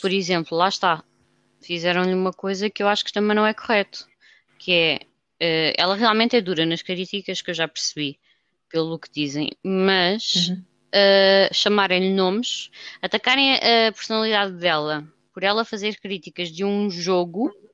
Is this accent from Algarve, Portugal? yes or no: no; Lisbon, Portugal; nós lisboetas